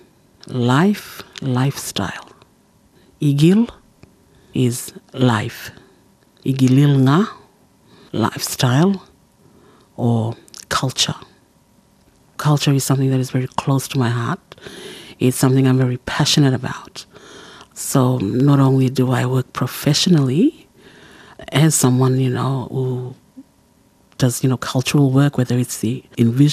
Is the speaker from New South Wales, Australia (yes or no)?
no; Saibai Island, Queensland, Australia; first language Kala Kawaw Ya; English is a second language; now in Bamaga, Australia; I belong to the Sui Baitham clan of Saibai Island, and I live in Bamaga, in the very northern tip of Queensland